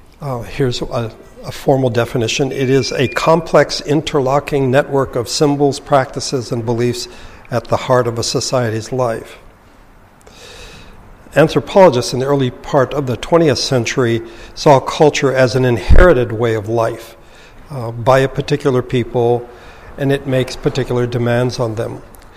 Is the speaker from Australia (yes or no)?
no; Philippines; English is a second language; I was raised in the Philippines, and so there's a Filipino aspect to the culture I have. But I was raised in the mountains with a cultural minority, but we spoke the language of the lowlanders.